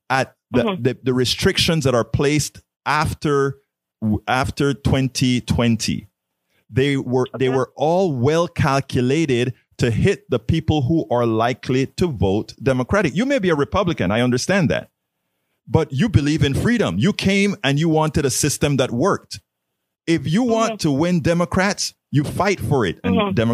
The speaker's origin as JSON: {"language": "English", "country": "Panama", "moved": "yes", "lives_now": "United States", "said": "Yo soy originalmente de Panamá. I'm originally from Panama"}